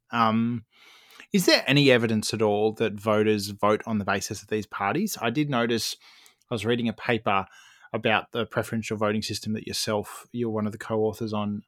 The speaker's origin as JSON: {"language": "English", "country": "Australia"}